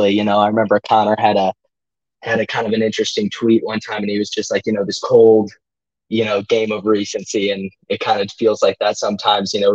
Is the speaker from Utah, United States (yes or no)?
no; St. Louis, Missouri, United States; I'm a St. Louis guy, St. Louis, Missouri.